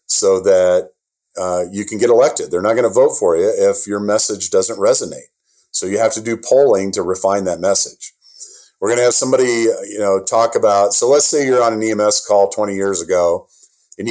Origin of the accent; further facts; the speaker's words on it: Iowa, United States; I'm from Iowa